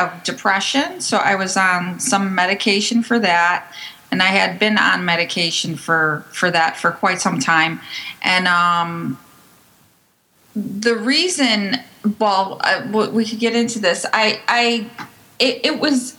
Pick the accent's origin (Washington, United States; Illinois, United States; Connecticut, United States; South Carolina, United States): Illinois, United States; Chicago; moved away as an adult; also born or lived in Brooklyn; now in New Jersey, United States; I'm originally from Chicago